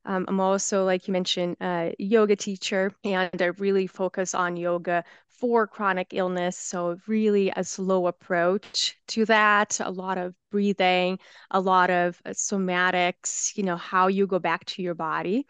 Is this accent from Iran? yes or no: no; Brazil; English is a second language; moved away as an adult; also born or lived in United States; now in Salt Lake City, United States; I was born and raised, I lived in Brazil until I was twenty years old, um, when I moved to the United States